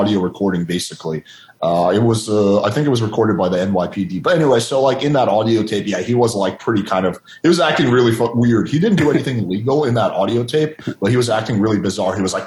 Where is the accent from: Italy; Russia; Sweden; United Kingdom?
Russia; moved away; When I had a Christian nanny when I was growing up in Russia